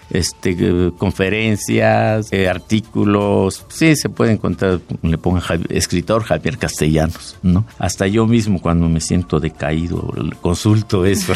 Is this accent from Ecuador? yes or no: no; Oaxaca, Mexico; el de mi pueblo, el del pueblo indígena de Oaxaca